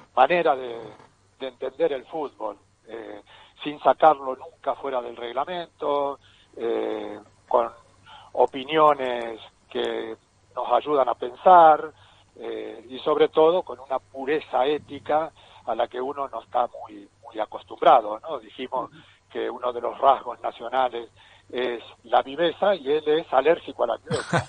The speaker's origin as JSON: {"language": "Spanish", "country": "Argentina", "tie": "born or raised there", "moved": "yes", "said": "Yo soy del pueblo de Nega."}